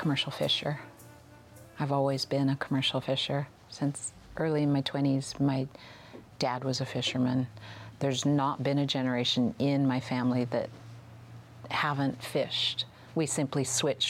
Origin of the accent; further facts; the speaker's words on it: Lummi Nation, Washington, United States; I'm from the Lummi Nation